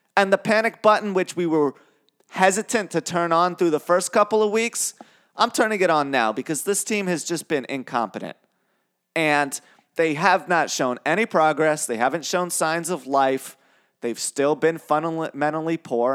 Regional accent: New York City, New York, United States; I grew up in New York City

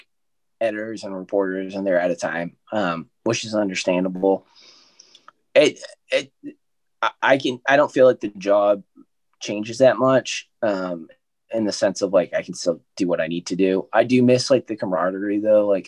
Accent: New Hampshire, United States; I'm from New Hampshire

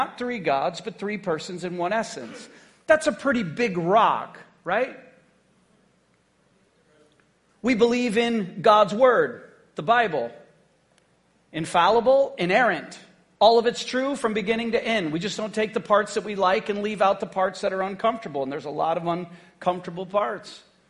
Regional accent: Haiti; now in United States; When I grew up in Haiti on the mission field, all of us just kind of worked together.

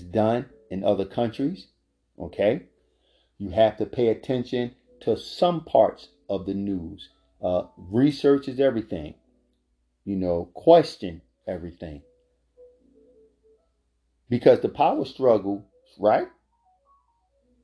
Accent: Philadelphia, Pennsylvania, United States; I'm born and raised in Philadelphia

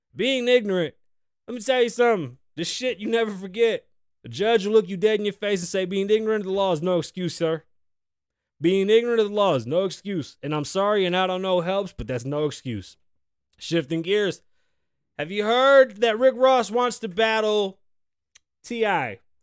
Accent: Puerto Rico; moved away; I'm further and further apart from my island and from where I'm from.

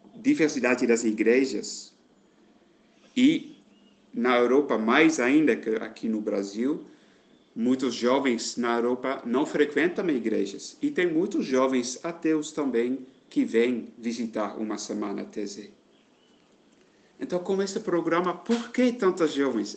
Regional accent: Netherlands; moved away as an adult; now in Alagoinhas, Brazil; eu sou da Holanda

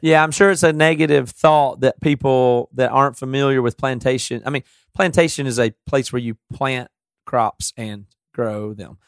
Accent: the South, United States; now in Seattle, United States; I'm from the South. I still talk this way

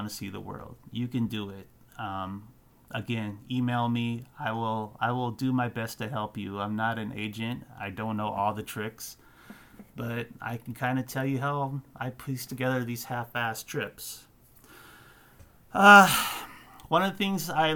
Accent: United States; I'm an American

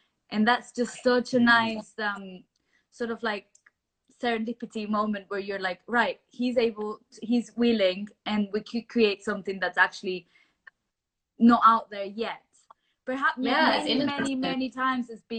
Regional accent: Venezuela; moved away as an adult; now in London, United Kingdom; I am originally from Venezuela, but I've moved to London since we moved here 2011, so 9 years ago

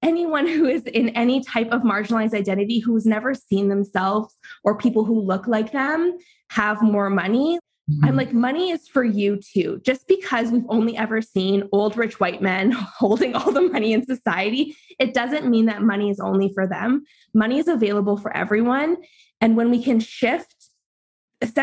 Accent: Canada; I'm Canadian

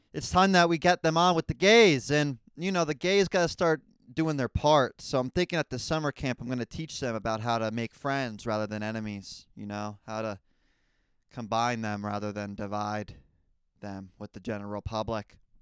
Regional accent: United States; as a American citizen

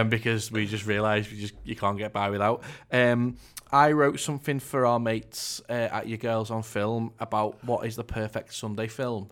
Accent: North West England, United Kingdom; I'm from the North West

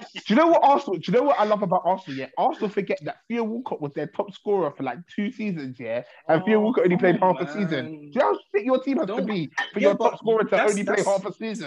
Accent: Ireland; I'm Irish in it until further notice.

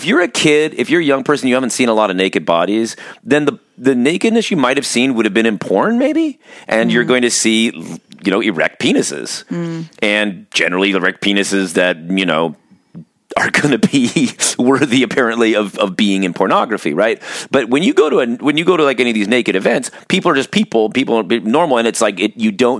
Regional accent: Orange County, California, United States; now in Pacific Northwest, United States; growing up in Orange County, California

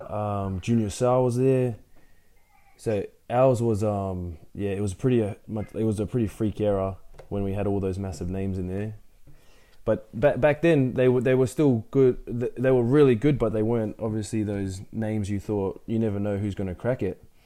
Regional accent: Brisbane, Queensland, Australia; also born or lived in Ipswich; I was born in Brisbane um, and then lived there pretty much for 19 years of my life

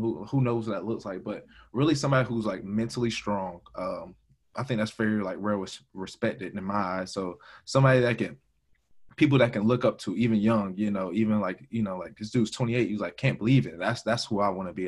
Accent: Augusta, Georgia, United States; from Augusta, Georgia, uh, born and raised 706

